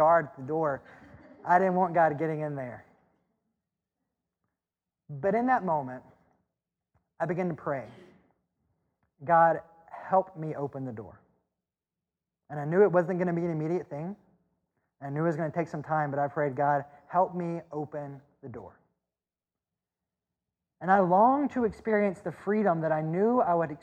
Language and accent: English; Mississippi, United States; accent: Southern; moved away; growing up in Mississippi and in a more conservative church